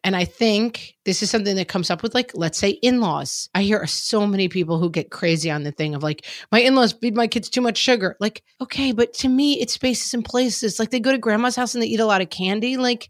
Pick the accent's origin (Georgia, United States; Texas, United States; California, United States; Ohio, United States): Texas, United States; I grew up in Texas and toy guns, part of our lives.